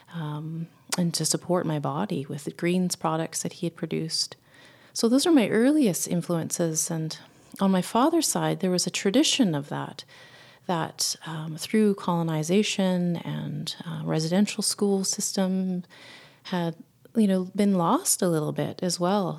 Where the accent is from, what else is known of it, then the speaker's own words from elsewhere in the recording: Winnipeg, Manitoba, Canada; I was born in Winnipeg, Manitoba, which is the center of Canada